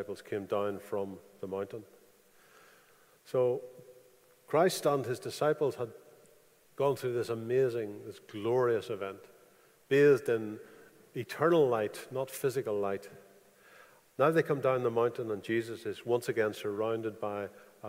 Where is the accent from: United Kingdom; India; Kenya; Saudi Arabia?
United Kingdom; I got this passport because I was born in the United Kingdom